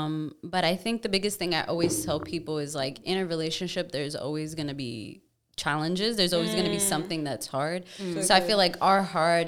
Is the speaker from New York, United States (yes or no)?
yes; New York, United States; I'm a New Yorker. We're very skeptic.